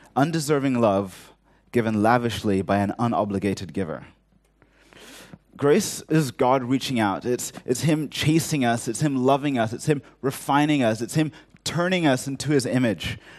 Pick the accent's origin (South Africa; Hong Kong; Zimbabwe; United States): Hong Kong; growing up in Hong Kong